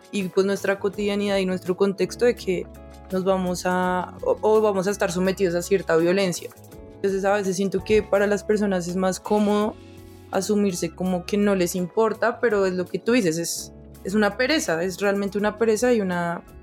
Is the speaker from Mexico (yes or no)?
no; Colombia; como colombianos